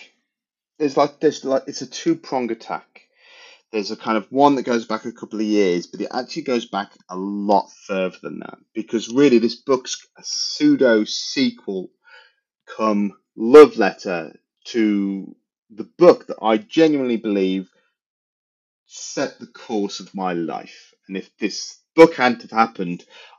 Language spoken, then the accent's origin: English; England, United Kingdom; I'm English.